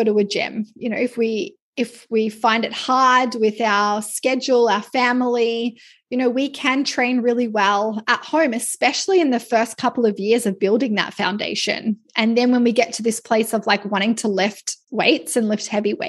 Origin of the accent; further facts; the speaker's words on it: Australia; now in Canada; I'm Australian